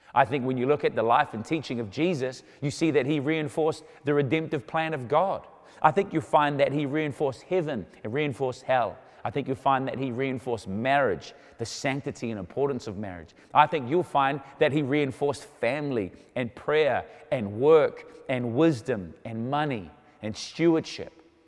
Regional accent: New Zealand; I was born in New Zealand

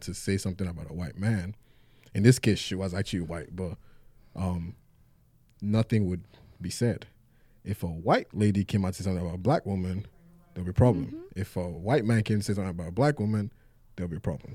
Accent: Nigeria; moved away; I'm Nigerian. I grew up very comfortable.

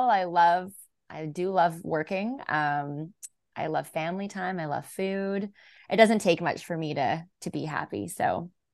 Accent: Vancouver, British Columbia, Canada; I am born and raised in Vancouver, B C

